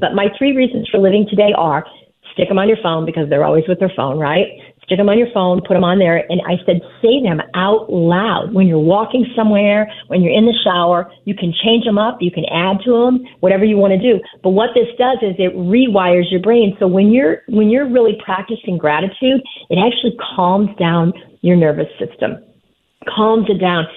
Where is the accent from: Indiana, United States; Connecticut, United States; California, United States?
Indiana, United States; Fort Wayne; my hometown of Fort Wayne, Indiana